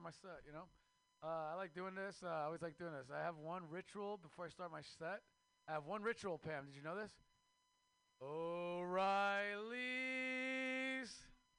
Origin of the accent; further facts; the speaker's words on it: Mexico; now in United States; I am Mexican from Mexico